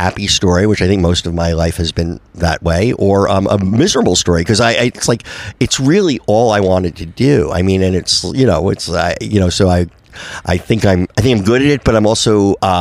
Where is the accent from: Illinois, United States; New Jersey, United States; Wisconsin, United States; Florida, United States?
New Jersey, United States; Livingston; I grew up in New Jersey, a town called Livingston, about 20 minutes outside the Lincoln Tunnel